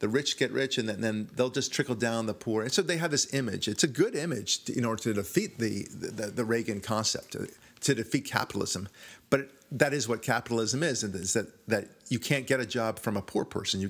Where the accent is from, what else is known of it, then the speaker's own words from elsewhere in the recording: Israel; moved away; I'm from Israel